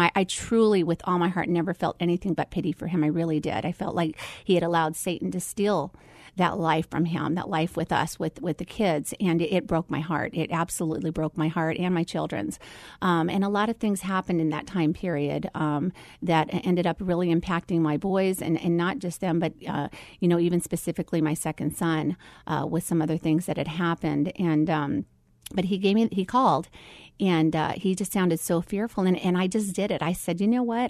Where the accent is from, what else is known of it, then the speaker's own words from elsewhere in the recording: Phoenix, Arizona, United States; also born or lived in Philippines; my story starts right here in the Valley of the Sun. So I have pretty much grown up here my whole entire life, um, uh, from the age of one.